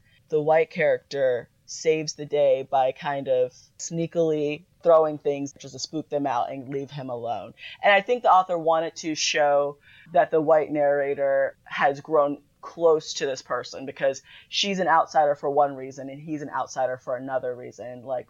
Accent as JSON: {"language": "English", "region": "Florida", "country": "United States", "said": "I'm from Florida."}